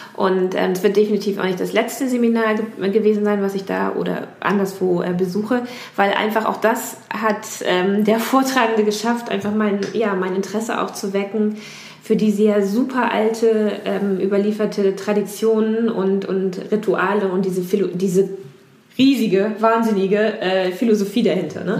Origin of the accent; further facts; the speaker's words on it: near Lünzen, near the Lüneburg Heath, Lower Saxony, Germany; moved away; aus meiner Heimat